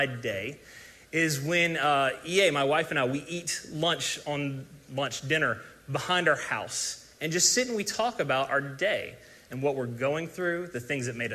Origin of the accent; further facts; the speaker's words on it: South Carolina, United States; moved away; I'm from South Carolina originally